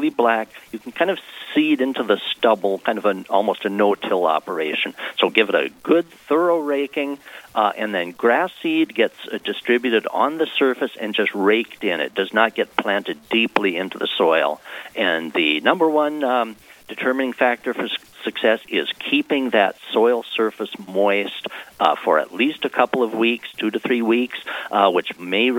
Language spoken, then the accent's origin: English; Lisbon, North Dakota, United States; moved away as an adult; now in Fargo, United States; I was born and raised in Lisbon and came to Fargo, 40-some years ago for college and kind of stayed here.